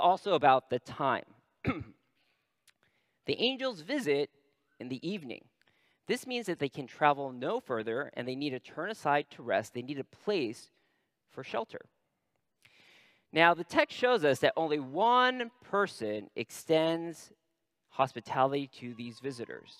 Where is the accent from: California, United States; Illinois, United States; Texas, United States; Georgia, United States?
California, United States; Northern; I'm from Northern California.